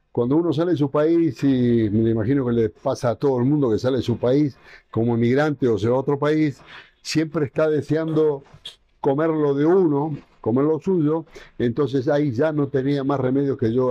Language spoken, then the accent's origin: Spanish; Ecuador; yo crecí con la gastronomía, yo prácticamente crecí con la gastronomía en Ecuador y hoy la gastronomía de Ecuador es lo que es